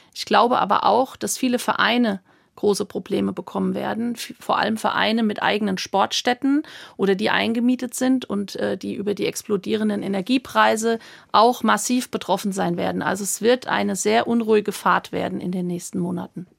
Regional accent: Hammersbach, Hesse, Germany; bei uns im Ort in, in Hammersbach, wo ich aufgewachsen bin, in main kinzig

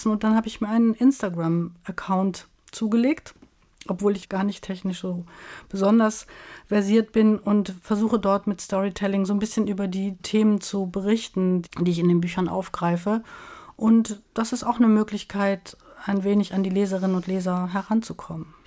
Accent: Rhineland, Germany; also born or lived in Munich; Ich bin ja als Rheinländerin gewöhnt, mit den Leuten auch immer mal noch ins Gespräch zu kommen an der Supermarktkasse beim Bäcker. Das ist gar nicht so einfach gewesen in München.

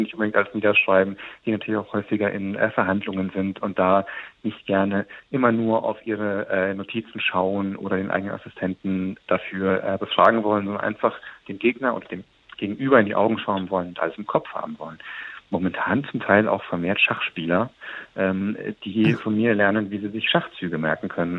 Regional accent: Munich, Bavaria, Germany; meiner Heimatstadt München

